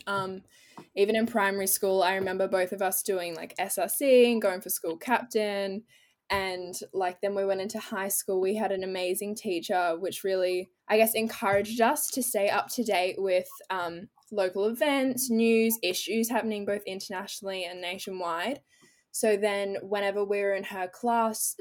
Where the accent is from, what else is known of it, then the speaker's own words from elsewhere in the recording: Australia; growing up in Australia, because my family's also in New Zealand